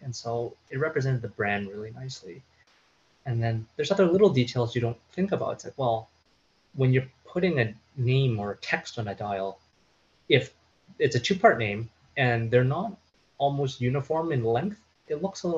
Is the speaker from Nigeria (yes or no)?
no; Canada; we wanted to pay homage to Canada, because that's where we are from